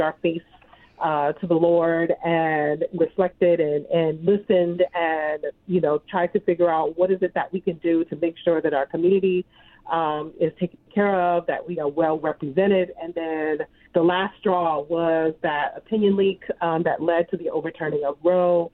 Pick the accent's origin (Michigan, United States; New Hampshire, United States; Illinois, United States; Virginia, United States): Virginia, United States; Norfolk; I was born and raised here in Norfolk and educated in Norfolk